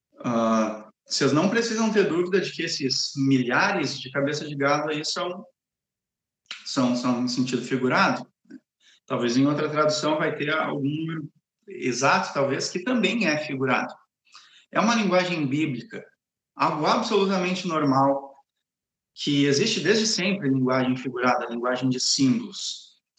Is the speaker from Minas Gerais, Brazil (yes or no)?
no; Gravataí, Rio Grande do Sul, Brazil; moved away as an adult; also born or lived in São Paulo; now in Cariacica, Brazil; Eu sou gaúcho, eu sou natural de Gravataí e só morei no Rio Grande do Sul, em São Paulo e aqui